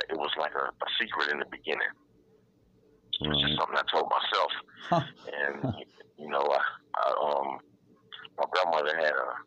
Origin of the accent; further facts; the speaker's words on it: Detroit, Michigan, United States; in Detroit, Michigan, um, in Sinai Hospital here in Detroit.